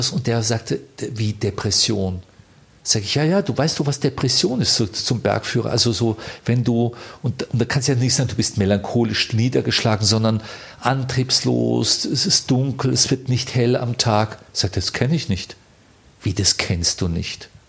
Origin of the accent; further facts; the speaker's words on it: Bavaria, Germany; Wir sind ja beide, äh, er ist ein Tiroler, ich bin ein Bayer